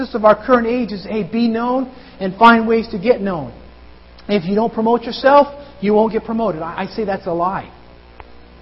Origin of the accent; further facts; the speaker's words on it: United States; I feel blessed to have been born in this nation